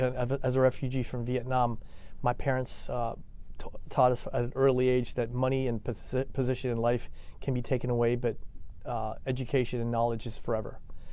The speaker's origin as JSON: {"language": "English", "town": "Annandale", "region": "Virginia", "country": "United States", "tie": "born or raised there", "said": "And so I grew up in Northern Virginia in Annandale. I went to Thomas Jefferson High School for Science and Technology."}